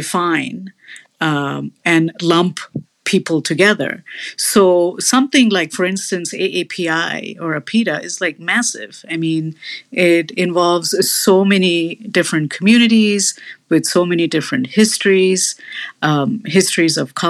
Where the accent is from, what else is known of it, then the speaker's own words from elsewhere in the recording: India; now in United States; I also identify as Indian and brown